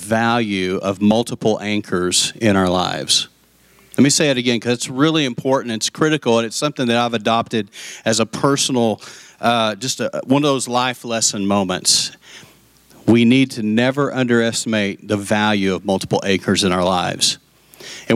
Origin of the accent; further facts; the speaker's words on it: Lubbock, Texas, United States; also born or lived in Post, Texas; I grew up in Lubbock, and she lived next door to us